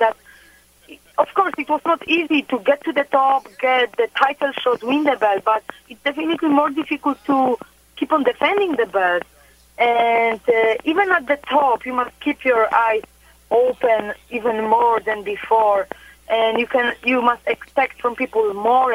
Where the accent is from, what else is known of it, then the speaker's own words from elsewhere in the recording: Poland; I was born and raised in Poland